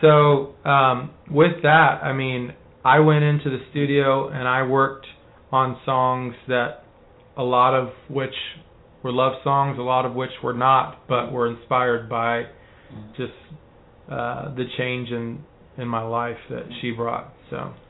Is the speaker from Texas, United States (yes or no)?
yes; Texas, United States; my dad died when I was young. My mom got remarried. We moved from South Texas to North Texas